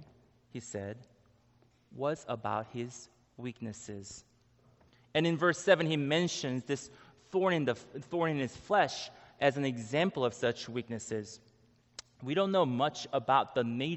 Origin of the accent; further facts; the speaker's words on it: Israel; I was born in Israel